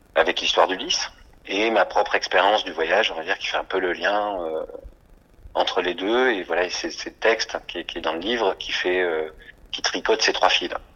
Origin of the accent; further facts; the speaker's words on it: Toulouse, Occitania, France; moved away as an adult; also born or lived in Paris; now in Marseille, France; je suis né à Toulouse, où j'ai grandi.